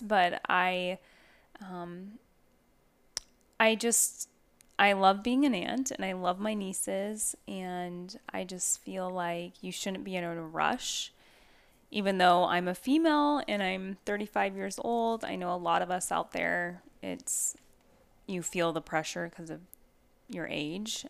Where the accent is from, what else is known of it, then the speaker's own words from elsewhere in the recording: Northwest, United States; now in Arizona, United States; I'm from the Northwest